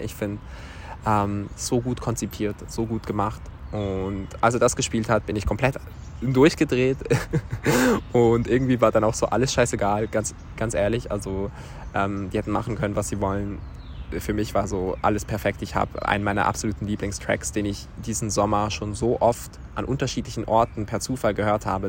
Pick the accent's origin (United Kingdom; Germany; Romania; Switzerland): Switzerland; Und dann hab ich so gesagt, aus der Schweiz